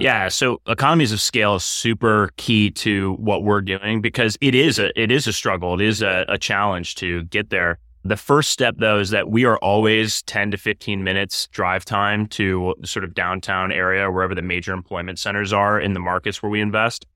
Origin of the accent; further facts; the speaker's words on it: Cleveland, Ohio, United States; moved away as an adult; also born or lived in New York; I'm from Cleveland originally, so I'm a, I'm a, a, a very much so a Midwesterner, Browns fan, and a Main Streeter, you know, by, by upbringing